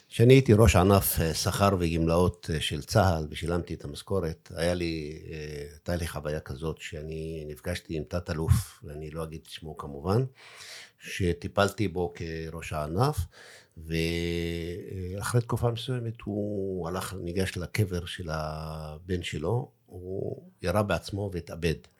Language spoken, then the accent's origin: Hebrew; Daliyat al-Karmel, Haifa District, Israel